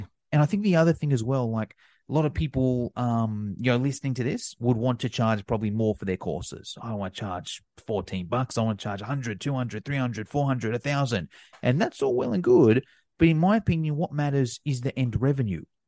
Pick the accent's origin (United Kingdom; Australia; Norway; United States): Australia; me in Australia, you know, I've got some advantages being Australian